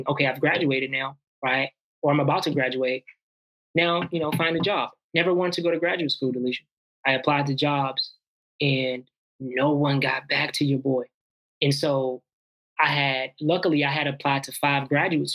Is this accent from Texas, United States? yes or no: yes; Houston, Texas, United States; moved away as an adult; also born or lived in Albany, New York / Washington, D.C.; now in Santa Barbara, United States; I want to stay in Houston, Texas. All my friends are in Houston, Texas.